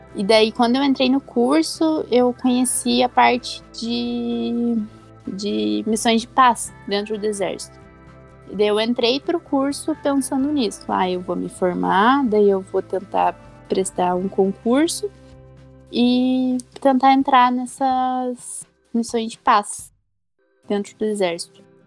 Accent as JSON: {"language": "Portuguese", "town": "Santo Antônio da Platina", "region": "Paraná", "country": "Brazil", "moved": "yes", "lives_now": "Curitiba, Brazil", "said": "eu sou do interior do Paraná, numa cidadezinha lá de Santo Antônio da Platina"}